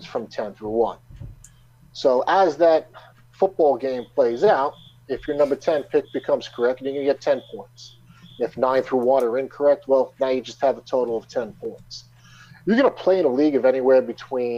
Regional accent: Long Island, New York, United States; I'm from Long Island, New York.

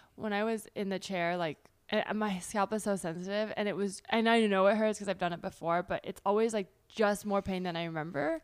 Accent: South Bay, Bay Area, California, United States; moved away as an adult; also born or lived in New York; now in Los Angeles, United States; I grew up in the South Bay

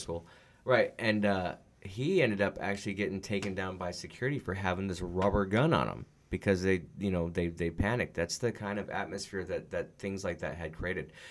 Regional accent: California, United States; now in Arizona, United States; I'm from California

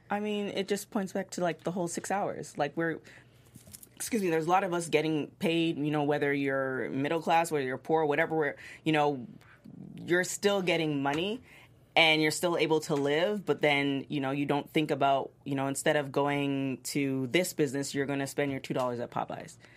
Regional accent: Toronto, Ontario, Canada; moved away; I'm originally from Toronto

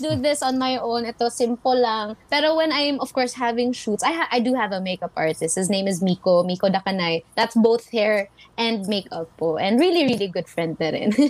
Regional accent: Bisaya, Visayas, Philippines; Tagalog is a second language; being Bisaya, mas language ko lang din po talaga kasi ang English rather than Tagalog

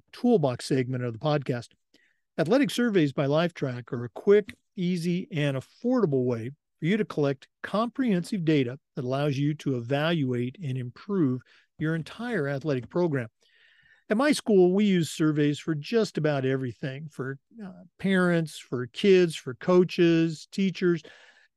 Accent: Pacific Northwest, United States; moved away as an adult; also born or lived in Oregon / Missouri / Vermont / California; now in Florida, United States; Growing up in the Pacific Northwest

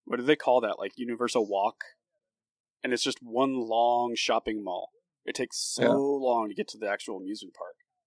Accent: Orange County, California, United States; moved away; I grew up down there as a youngin, in the Orange County area

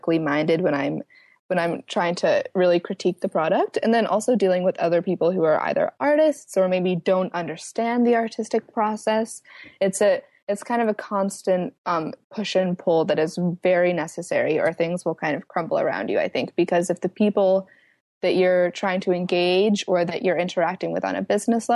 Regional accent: Atlanta, Georgia, United States; we are from Atlanta, which is a hub for sex trafficking

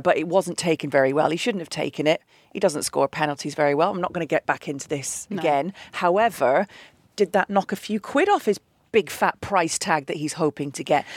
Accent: Manchester, North West England, United Kingdom; I am actually technically English. I was born in Manchester, but my dad would never forgive me if I hadn't followed the Scottish national team

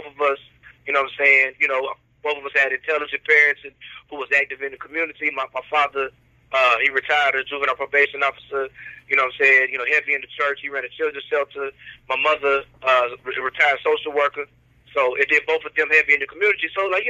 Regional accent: Oklahoma, United States; moved away as an adult; now in Louisiana, United States; I moved to Louisiana from Oklahoma back in 2002.

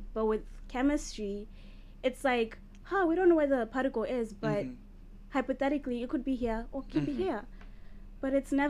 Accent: Zimbabwe; moved away; I'm a freshman at AMSU, and I'm a data science major. And I'm from Zimbabwe.

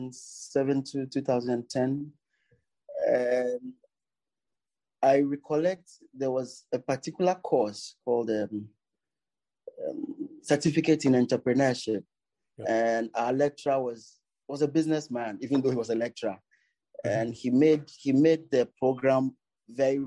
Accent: Tema, Greater Accra, Ghana; I was born in Tema. It's a suburb in Accra.

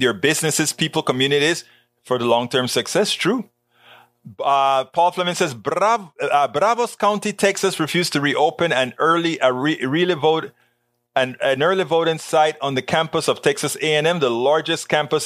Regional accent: Panama; moved away; the Panama Canal, my hometown

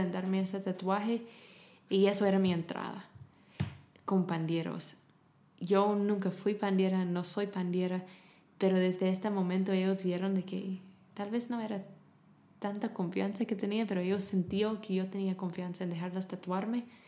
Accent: United States; Spanish is a second language; moved away as an adult; also born or lived in Germany / Romania; now in Guatemala; yo era la gringa

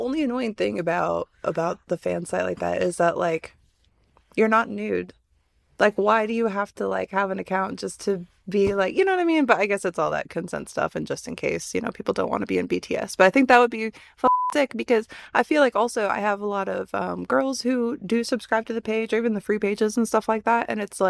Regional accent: Michigan, United States; moved away as an adult; now in California, United States; I grew up in the Midwest, and my favorite coffee place in college was a place that was called Beaners. Now, I grew up in Michigan.

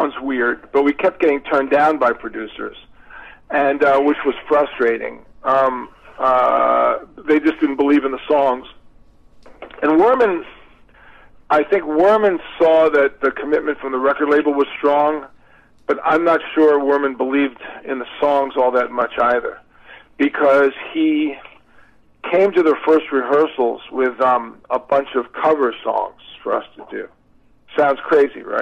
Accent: New York, United States; we're all from New York

